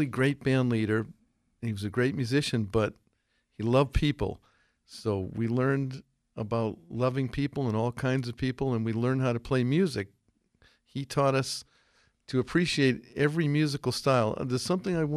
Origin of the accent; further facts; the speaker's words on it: Millis, Massachusetts, United States; we're from Millis